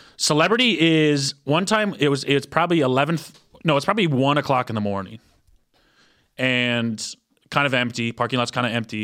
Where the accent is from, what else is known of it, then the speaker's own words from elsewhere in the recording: Midwest, United States; moved away; I grew up in the Midwest